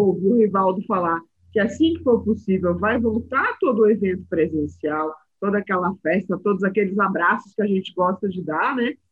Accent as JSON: {"language": "Portuguese", "region": "São Paulo", "country": "Brazil", "moved": "yes", "lives_now": "Uberaba, Brazil", "said": "eu sou paulistana, mas tenho ali um pezinho nas Minas Gerais. Eu falo ai todo dia. Já moro em Uberaba há mais de 10 anos."}